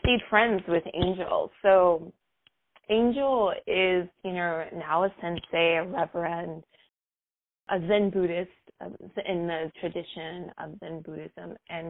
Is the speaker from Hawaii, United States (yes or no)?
no; New York City, New York, United States; born and raised in New York City